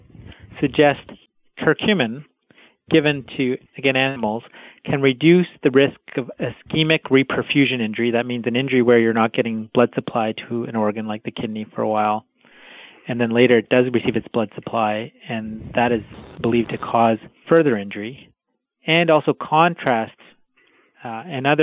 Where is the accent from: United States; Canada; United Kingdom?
Canada; I was born in Canada, but my parents are of Indian background